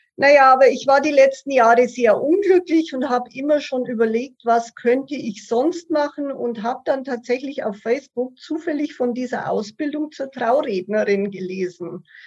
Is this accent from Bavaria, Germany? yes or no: yes; Passau, Bavaria, Germany; now in Munich, Germany; ich komme gebürtig aus Passau und wohne seit über 25